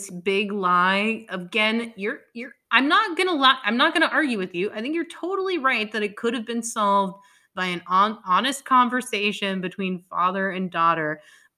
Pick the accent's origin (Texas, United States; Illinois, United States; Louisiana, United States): Texas, United States; I'm from Texas